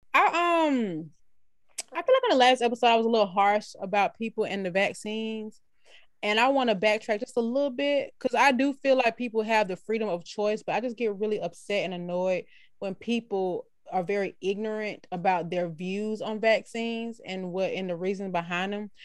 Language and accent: English; United States; I'm American